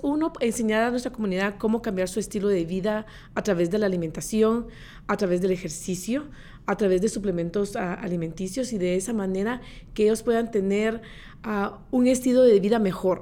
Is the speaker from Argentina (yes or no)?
no; Guatemala; moved away as an adult; now in Orange County, United States; soy originaria de Guatemala